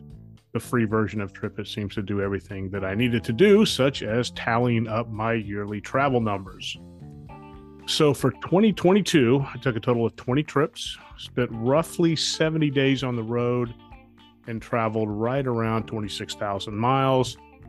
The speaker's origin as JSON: {"language": "English", "town": "Dallas", "region": "Texas", "country": "United States", "tie": "born there", "said": "I was born in Dallas, Texas, and have lived there twice"}